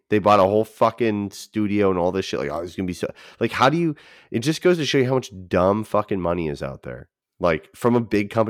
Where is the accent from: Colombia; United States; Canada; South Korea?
Canada; You just don't like that because I'm Canadian.